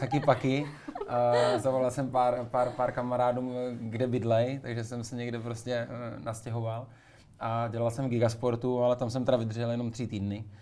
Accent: Moravská Třebová, Pardubice Region, Czechia; Moravská Třebová

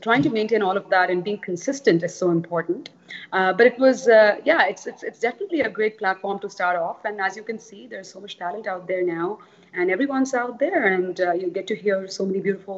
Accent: Toronto, Ontario, Canada; also born or lived in Charleston / California; now in Dubai, United Arab Emirates; I used to live in Canada. I am Canadian. I was based in Toronto for some time.

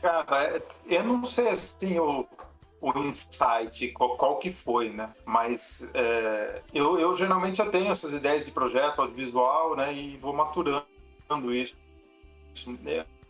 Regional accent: Piracicaba, São Paulo, Brazil; eu também sou nascido em Piracicaba e também frequentava as ruas do centro

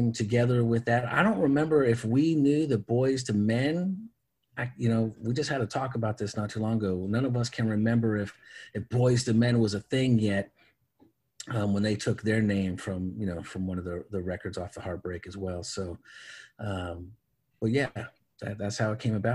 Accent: Oakland, California, United States; also born or lived in Hayward, California / San Leandro, California; I was from Oakland and Hayward, San Leandro

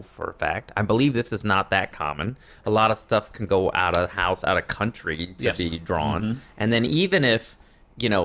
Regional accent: Riverside, California, United States; When I grew up in Riverside.

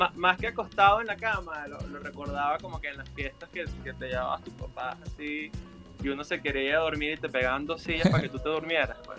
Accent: Punta de Mata, Monagas, Venezuela; also born or lived in Valencia, Venezuela; now in Mexico City, Mexico; yo soy de Monagas, este, y lo que pasa es que viví, estudié en la Universidad de Carabobo

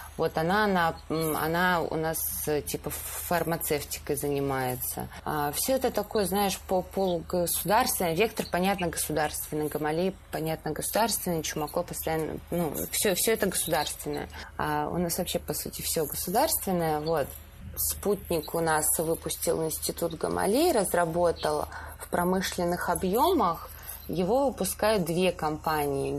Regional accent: Stavropol Krai, Russia; now in Moscow, Russia; я родилась в Ставропольском крае

